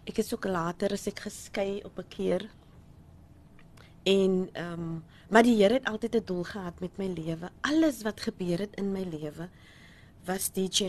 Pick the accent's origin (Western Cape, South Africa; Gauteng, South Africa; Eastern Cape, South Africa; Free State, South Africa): Western Cape, South Africa; Manenberg; ek gebore Loupshire. Ehm um, ja, ek het in Menenberg groot